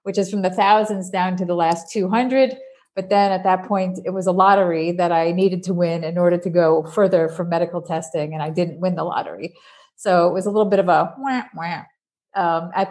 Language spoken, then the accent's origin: English; New York, United States; accent: New Yorker; moved away as an adult; now in Netherlands; I was born in New York, so I have a little bit of New Yorker in me still, even though I have lived over in Europe for the last 30 years